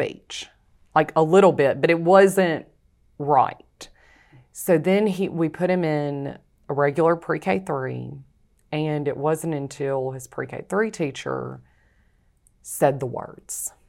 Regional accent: Rayville, Louisiana, United States; also born or lived in Alabama; I'm from Ravel, Louisiana

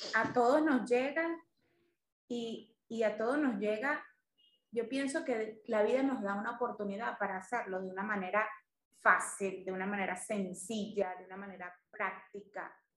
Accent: Venezuela; yo soy una venezolana de 42 años

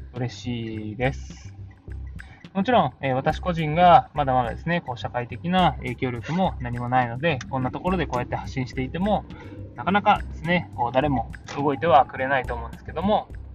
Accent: Aichi, Japan; まだ私は愛知県で、えー、多少こう、田舎の場所なので

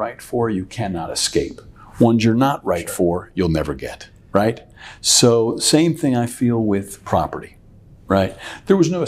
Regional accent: North Carolina, United States; also born or lived in Iran / Connecticut / Danbury, North Carolina; I was from North Carolina

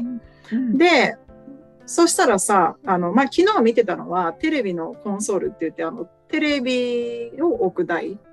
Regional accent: Japan; now in Arizona, United States; 私も娘もね日本生まれで日本語喋る

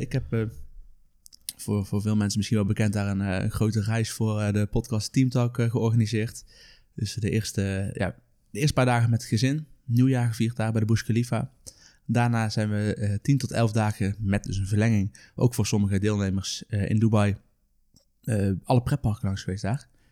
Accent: Netherlands; ik als Nederlander met een Nederlands paspoort

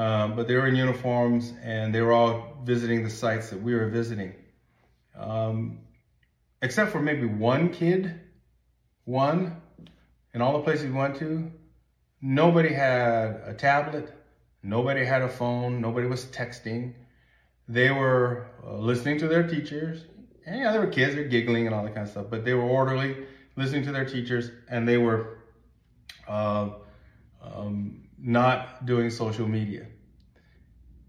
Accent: United States; I'm an American and living in the United States

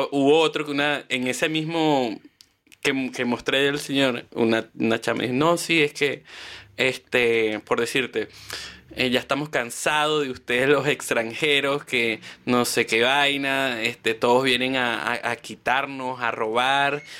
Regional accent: Chile; toda mi vida, soy chileno no conocía esto

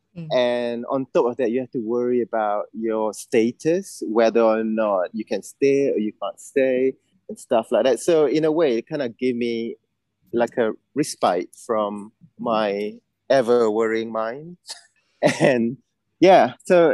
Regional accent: Malaysia; moved away as an adult; now in United Kingdom; It's an all-boys school in my hometown.

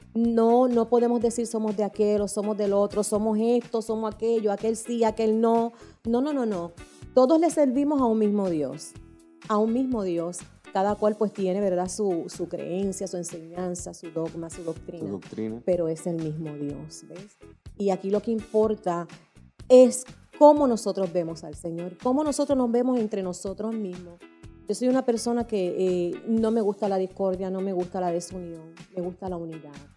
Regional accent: San Juan, Puerto Rico; vivíamos mucha gente ahí en esa comunidad en San Juan y en San Juan, soy de San Juan, oriunda de allá

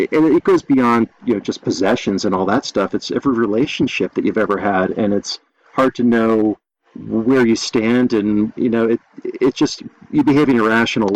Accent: Massachusetts, United States; moved away as an adult; also born or lived in New Jersey / Long Island; now in Colorado, United States; I grew up in Massachusetts and then went to school in New Jersey

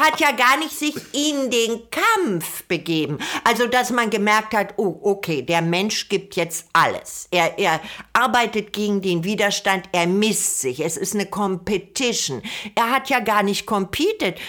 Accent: Germany; Also ich bin ja eine Deutsche

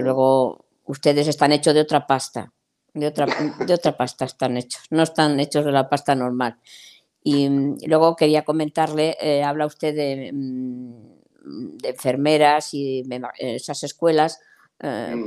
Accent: Spain; Yo como española

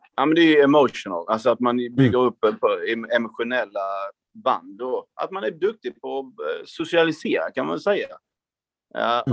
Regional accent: Hässleholm, Skåne, Sweden; jag är en kille från Skåne, precis som ni, från eh, Hässleholm mm. från början

